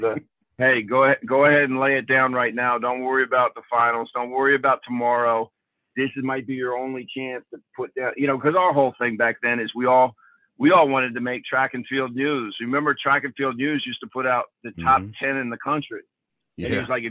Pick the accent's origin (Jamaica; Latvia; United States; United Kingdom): United States; Oakton, Virginia; also born or lived in Fayetteville, North Carolina / Alexandria, Virginia; moved to actually Alexandria. When I was little, and then we moved out to Oakton right before my brother went to high school.